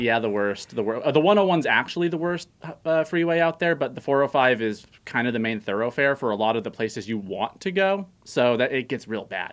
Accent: Santa Clarita, California, United States; moved away; I'm from Canyon Country, California.

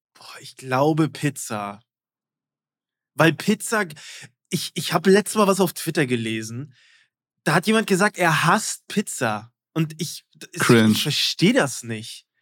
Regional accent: East Germany, Germany; ich bin Ossi

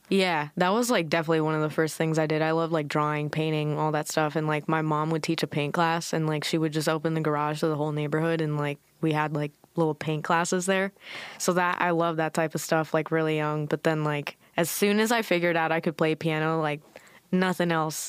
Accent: Newport Beach, California, United States; also born or lived in Irvine, California; I was born in Newport. Like, you know, my mother gave birth in Newport

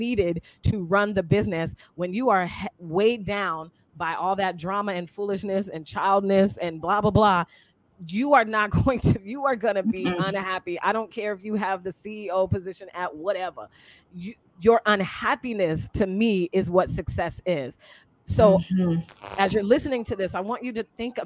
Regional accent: Seattle, Washington, United States; moved away as an adult; I was 18 from Seattle, Washington

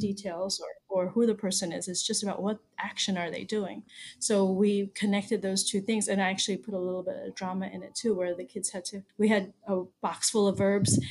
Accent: Baltimore, Maryland, United States; moved away as an adult; now in Panama; I was born and raised in Baltimore, Maryland, and I lived there almost my whole life until 2018 when we moved here.

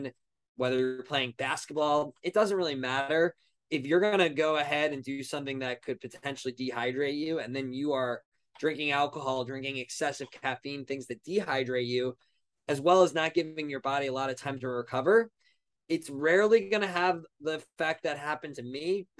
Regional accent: Long Island, New York, United States; also born or lived in Ohio; now in New York City, United States; I'm originally from Long Island, New York, 25 years old, currently now living in New York City

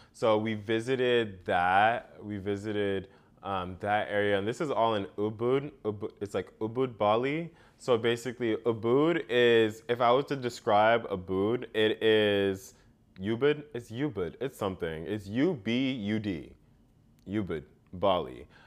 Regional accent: United States; being an American and coming to that country

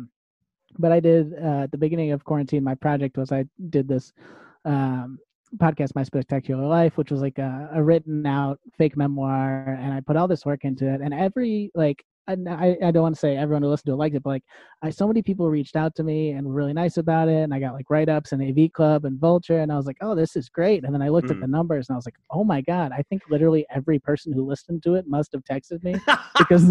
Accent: Wilmette, Illinois, United States; moved away as an adult; now in New York, United States; I grew up in the suburbs of Chicago. I grew up in Wilmette, which is on the North Shore

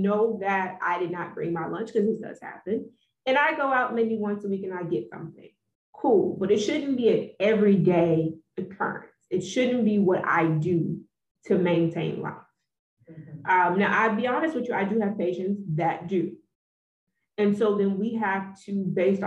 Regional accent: Texas, United States; So I grew up in the South. I am from the heart of the South. I'm from Texas

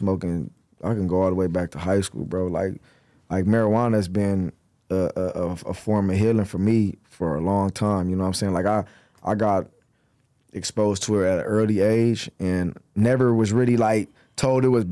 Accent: Los Angeles, California, United States; being raised from here and growing up here

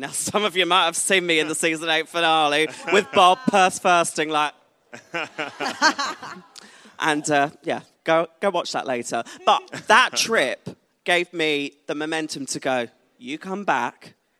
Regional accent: Essex, East of England, United Kingdom; also born or lived in London; I moved back to Essex from London, went back home

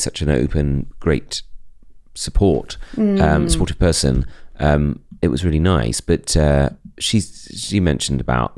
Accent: Bromley, London, United Kingdom; embracing that Bromley suburbanness

